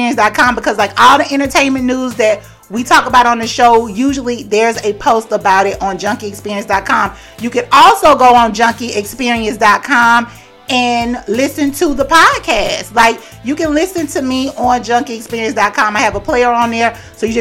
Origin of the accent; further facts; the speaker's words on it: the South, United States; I grew up in the South